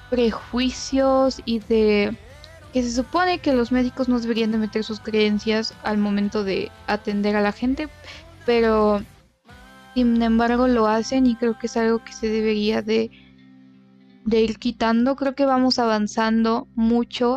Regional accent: Mexico; somos de México

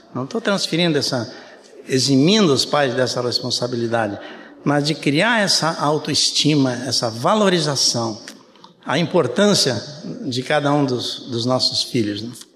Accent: Brazil; Eu nasci no Brasil, só para dizer para vocês, não sou alemão. É, meu pai era alemão, mas eu nasci no Brasil.

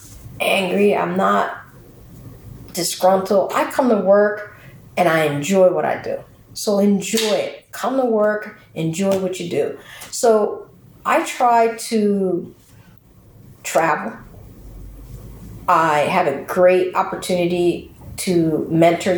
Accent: Camden, New Jersey, United States; I'm from Camden. I grew up here in the city. I went to school here in the city

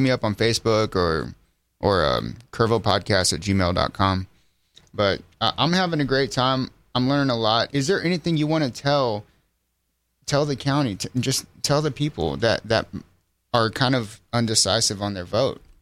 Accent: Center Point, Texas, United States; the way I grew up in Center Point

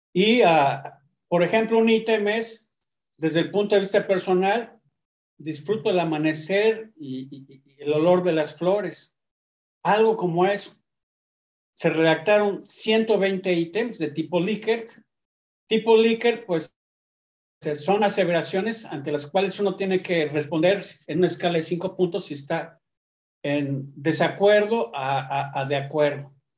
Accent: Mexico; also born or lived in Akron, Ohio, United States; nací en México, eh, a los 18 años tuve que decidir entre la nacionalidad y seleccionar la mexicana

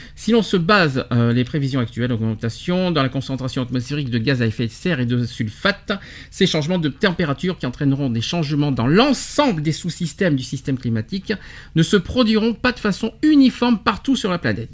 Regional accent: France; chez nous en France

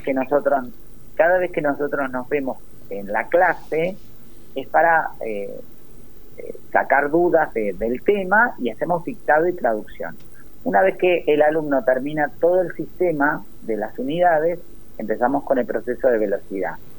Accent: Berazategui, Buenos Aires Province, Argentina; yo soy de Verazategui, zona sur de la provincia de Buenos Aires

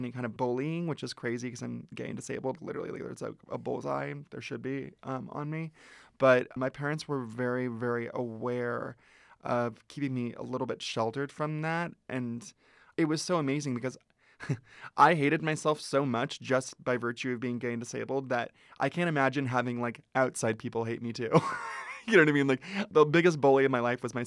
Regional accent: Ventura, California, United States; I grew up in Ventura, which is an hour north of here

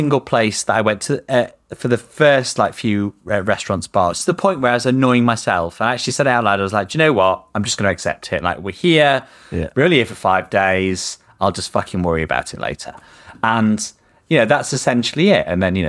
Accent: Yorkshire and the Humber, United Kingdom; this is, I'm from Yorkshire.

